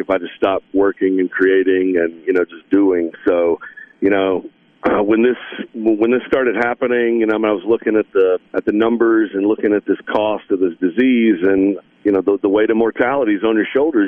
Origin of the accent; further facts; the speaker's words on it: Meridian, Mississippi, United States; also born or lived in Greenville, Mississippi; now in Nashville, United States; growing up in Meridian and Greenville, kind of during my really formative years